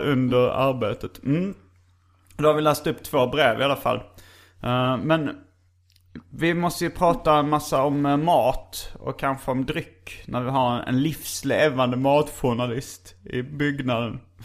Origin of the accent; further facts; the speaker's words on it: Stockholm, Stockholm County, Sweden; när jag var liten faktiskt här i Stockholm